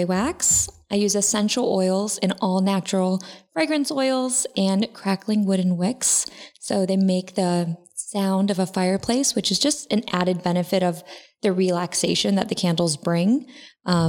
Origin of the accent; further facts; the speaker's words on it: Akron, Ohio, United States; moved away as an adult; now in Los Angeles, United States; I'm actually from the Midwest. I'm originally from a town called Akron, Ohio, 330